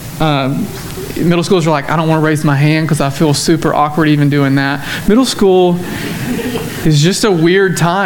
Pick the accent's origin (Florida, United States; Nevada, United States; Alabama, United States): Alabama, United States; Cullman; moved away as an adult; also born or lived in Dallas, Texas; now in Tyler, United States; growing up in Cullman, Alabama, where chickens are the economy